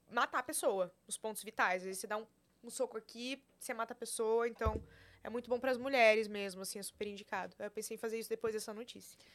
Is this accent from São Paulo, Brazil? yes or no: no; Porto Alegre, Rio Grande do Sul, Brazil; accent: gauchês; moved away; Sou de Porto Alegre.